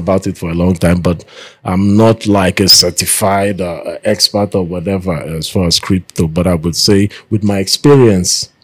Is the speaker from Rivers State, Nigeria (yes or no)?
yes; Port Harcourt, Rivers State, Nigeria; I was born and raised in Port Harcourt